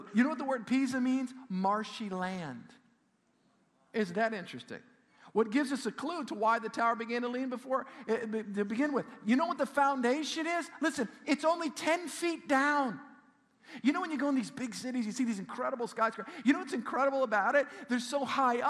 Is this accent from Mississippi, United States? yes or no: no; South Shore, South Louisiana, United States; I grew up on the South Shore